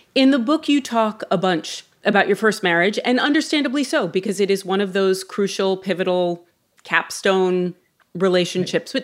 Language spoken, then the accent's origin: English; New York, United States; as a New Yorker